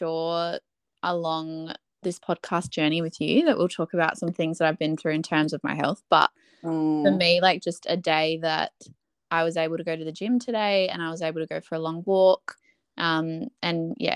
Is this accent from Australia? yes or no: yes; Adelaide, South Australia, Australia; I was born in Adelaide, here in Salisbury